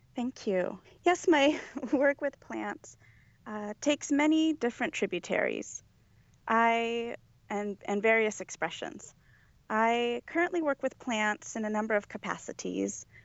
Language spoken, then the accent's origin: English; Los Angeles, California, United States; I was born here. I was born and raised in Los Angeles